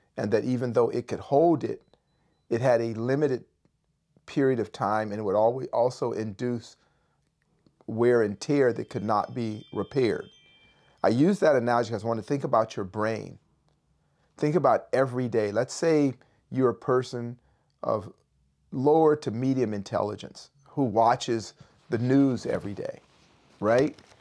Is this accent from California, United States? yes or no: yes; Berkeley, California, United States; I grew up in Berkeley, California.